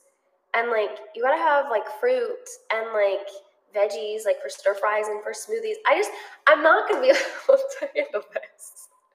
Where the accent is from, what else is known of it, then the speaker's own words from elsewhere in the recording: United States; I am American